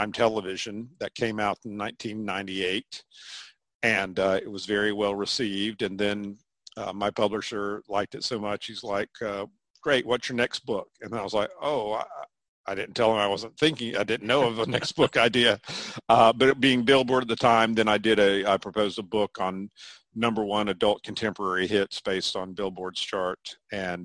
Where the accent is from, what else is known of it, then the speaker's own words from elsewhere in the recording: Chapel Hill, North Carolina, United States; also born or lived in Greensboro, North Carolina; now in Durham, United States; which is about an hour from where I grew up in Chapel Hill, North Carolina.